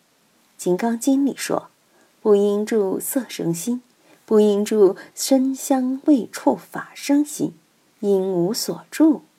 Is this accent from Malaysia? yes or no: no; Chengdu, Sichuan, China; 远的不说，我们就看岷江，看我们成都人歌颂的母亲河。